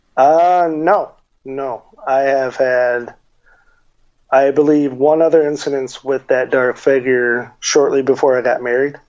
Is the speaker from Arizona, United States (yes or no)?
yes; Tucson, Arizona, United States; growing up in Tucson